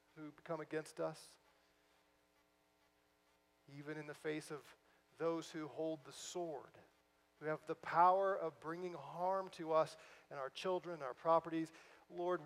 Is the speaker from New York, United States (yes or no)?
no; St. Louis, Missouri, United States; moved away; I'm from St. Louis originally